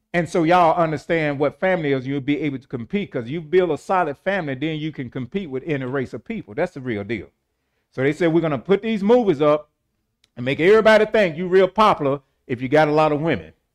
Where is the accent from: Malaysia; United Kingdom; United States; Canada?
United States; St. Louis, Missouri; I was born in Homagy Hospital in Saint Louis, Missouri